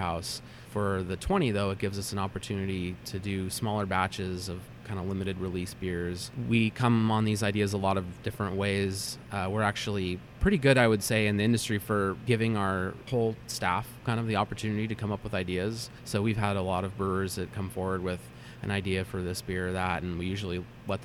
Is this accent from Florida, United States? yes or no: no; Meadow Vista, California, United States; I grew up kind of in the Sierra foothills outside of Auburn, a town called Meadow Vista